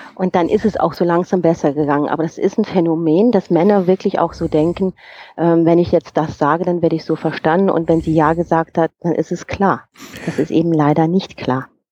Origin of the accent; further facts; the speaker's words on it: Germany; moved away as an adult; now in Bern, Switzerland; Also ich bin geborene Rheinländerin